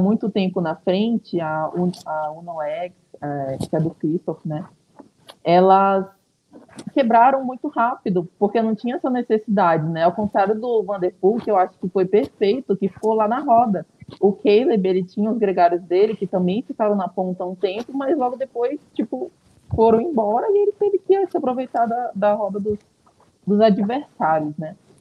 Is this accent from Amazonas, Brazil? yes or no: yes; Manaus, Amazonas, Brazil; moved away as an adult; now in São Paulo, Brazil; meu pai é daqui. Eu nasci aqui, na verdade, né? Só que eu fui para lá muito nova